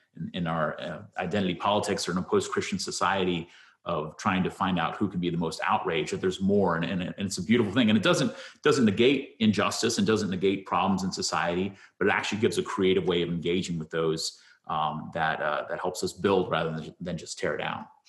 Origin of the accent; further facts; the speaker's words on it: United States; see myself proudly as an American